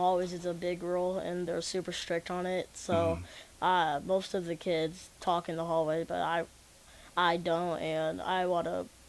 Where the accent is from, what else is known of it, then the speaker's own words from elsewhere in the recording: Lincoln, Nebraska, United States; also born or lived in Wyoming; I've always lived here in Lincoln, except for 3 months when I was born in Wyoming.